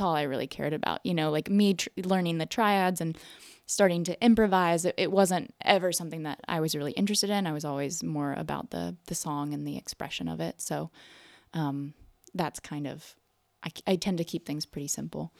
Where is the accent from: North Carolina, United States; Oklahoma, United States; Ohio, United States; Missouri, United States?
North Carolina, United States; moved away as an adult; also born or lived in New York; I grew up in North Carolina